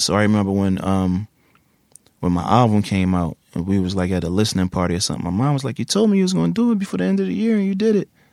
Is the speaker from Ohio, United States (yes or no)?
no; Philadelphia, Pennsylvania, United States; Originally from West Philly. Then, like when I was like twelve or thirteen, North Philly.